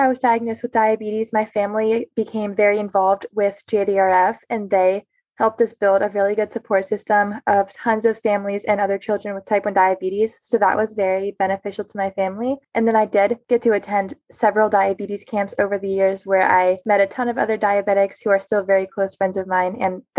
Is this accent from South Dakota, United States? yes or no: no; Lake Wylie, South Carolina, United States; I am from Lake Wylie, South Carolina, and I am starting my sophomore year of college. I go to Clemson University.